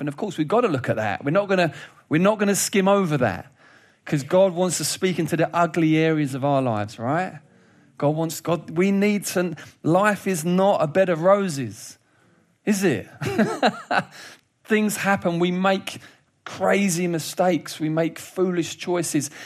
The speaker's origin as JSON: {"language": "English", "country": "United Kingdom", "said": "as British people"}